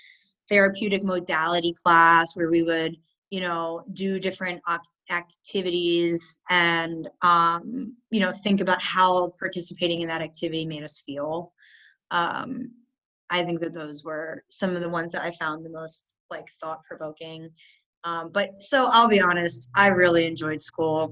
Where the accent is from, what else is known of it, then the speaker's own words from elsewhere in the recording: Newark, Delaware, United States; moved away as an adult; I grew up in Newark, Delaware, which is where the University of Delaware was